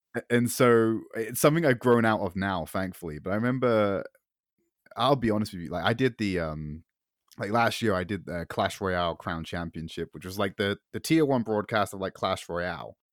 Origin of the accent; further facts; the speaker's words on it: United Kingdom; I'm filthy Brit